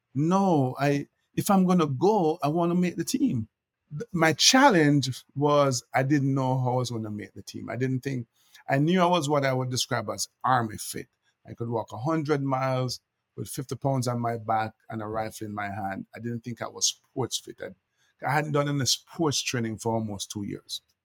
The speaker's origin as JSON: {"language": "English", "town": "Kingston", "country": "Jamaica", "tie": "born or raised there", "moved": "as an adult", "lives_now": "United States", "said": "I'm I'm Jamaican. I was born and raised in Jamaica"}